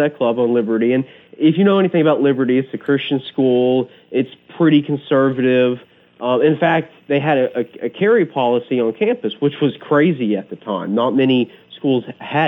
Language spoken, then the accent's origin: English; Central North Carolina, United States; I grew up in Central North Carolina, and I grew up shooting guns like most people in the country